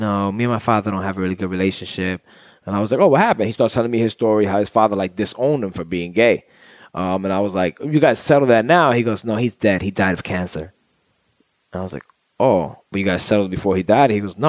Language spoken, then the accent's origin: English; New York, United States; he knew my accent. He's like, yo, you're from New York